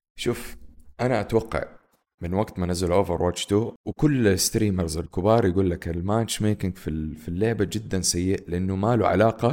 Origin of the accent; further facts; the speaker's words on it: Saudi Arabia; عندنا في السعودية